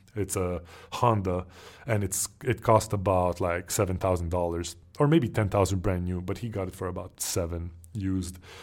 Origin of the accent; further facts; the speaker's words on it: Montreal, Quebec, Canada; moved away; me growing up in Montreal, Canada